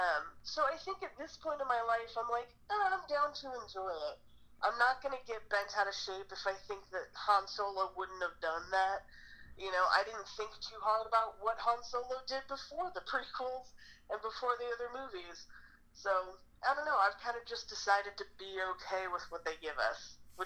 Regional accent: Fremont, California, United States; also born or lived in Dublin, California; I grew up in a place called Fremont, which is actually kind of South Bay near San Jose, and then when I was like 14, 15, my parents moved to Dublin

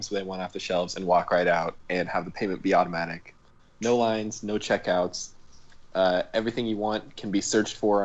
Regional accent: Omaha, Nebraska, United States; I grew up in Omaha, in Nebraska

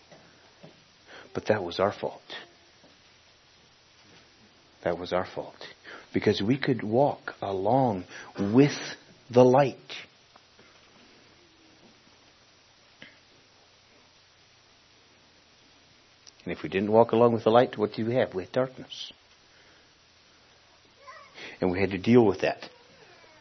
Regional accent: Honduras; Village where I was born in in Honduras, to this day doesn't even have electric

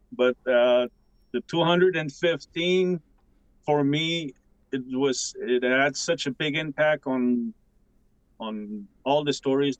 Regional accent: Pikogan, Quebec, Canada; I'm from Picogon, Canada. I am Algonquin and Cree mixed.

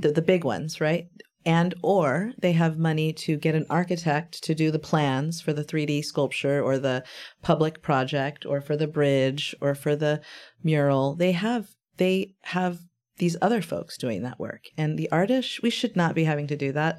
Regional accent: Brownsville, Texas, United States; now in San Antonio, United States; in my hometown where I was born.

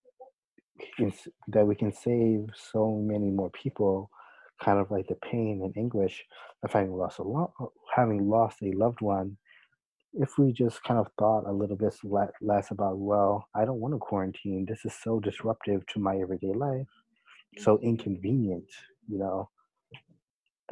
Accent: United States; us as American citizens

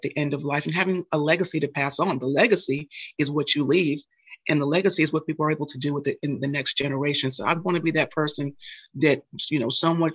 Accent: New York, United States; growing up in New York and growing up, I was the only girl out of 4 children

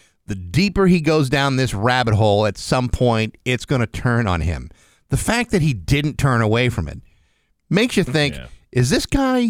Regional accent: Rehoboth, Massachusetts, United States; my hometown didn't have fire extinguishers or streetlights or a McDonald's or sidewalks.

